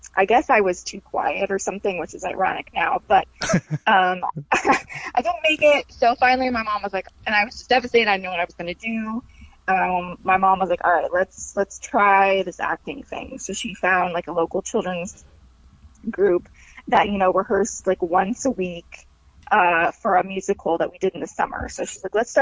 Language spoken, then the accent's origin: English; Texas, United States; also born or lived in Dallas; now in Los Angeles, United States; I'm from Texas originally